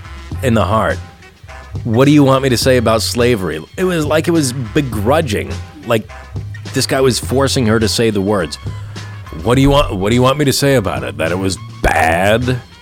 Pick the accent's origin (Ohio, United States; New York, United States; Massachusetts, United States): Massachusetts, United States; New Bedford; My hometown, New Bedford